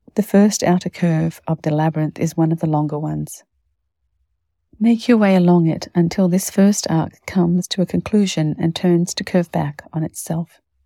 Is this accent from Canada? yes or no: yes; Winnipeg, Manitoba, Canada; born or raised there